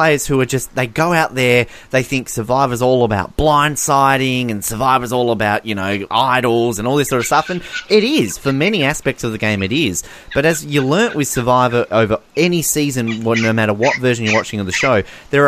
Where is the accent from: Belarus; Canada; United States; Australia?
Australia; we're Australian, we're not American